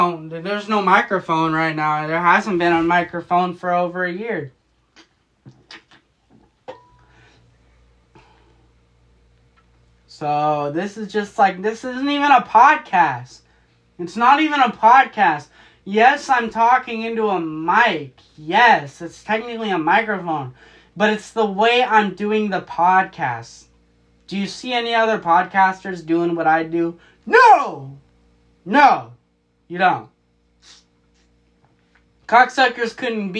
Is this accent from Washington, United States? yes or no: yes; Marysville, Washington, United States; My hometown is Marysville, Washington